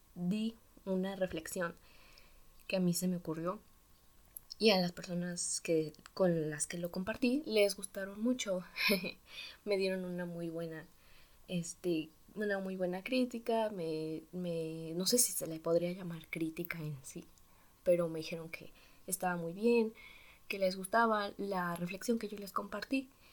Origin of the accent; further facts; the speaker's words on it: Mexico; tengo 15 años y soy de México. Bueno, pues también por eso este acento.